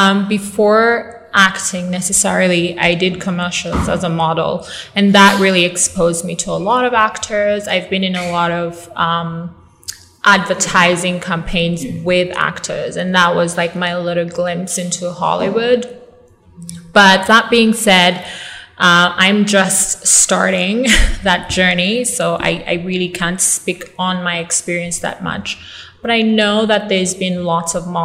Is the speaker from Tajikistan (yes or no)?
no; Kampala, Uganda; moved away as an adult; also born or lived in United States; born and raised in Uganda